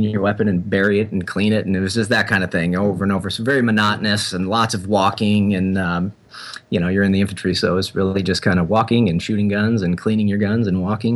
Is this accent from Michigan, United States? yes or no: no; St. Louis, Missouri, United States; I grew up in St. Louis, born and raised St. Louis, Missouri